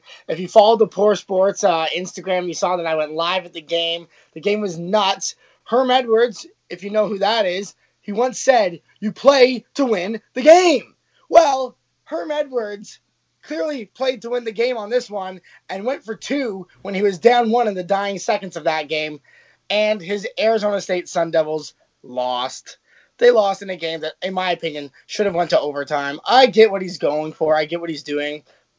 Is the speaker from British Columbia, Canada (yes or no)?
no; Toronto, Ontario, Canada; Yeah, we came all the way from Toronto, Canada, to watch the game.